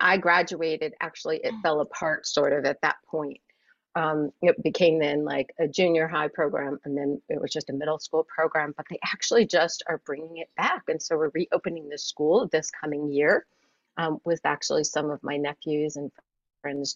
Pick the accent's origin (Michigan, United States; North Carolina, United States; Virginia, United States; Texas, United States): Virginia, United States; Yogaville; moved away as an adult; now in New York City, United States; I hail from Virginia, Yogaville, Virginia, and we are one of the few Western ashrams, particularly ashrams in the United States, that are still in existence. So we have a large community that lives at Yogaville. That is where I was raised and went to school